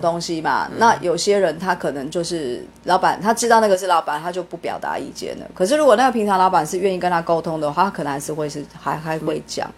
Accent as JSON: {"language": "Chinese", "country": "Taiwan", "said": "我们台湾人真的很聪明哦"}